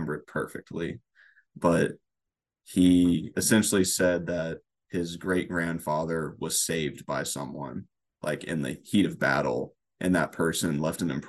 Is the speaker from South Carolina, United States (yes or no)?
no; Lake Charles, Louisiana, United States; now in Crete, United States; born and raised in Lake Charles, Louisiana